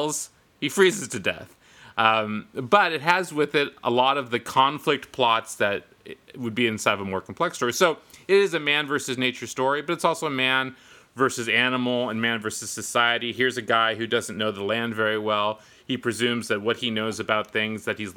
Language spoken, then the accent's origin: English; Northern California, United States; I grew up in Northern California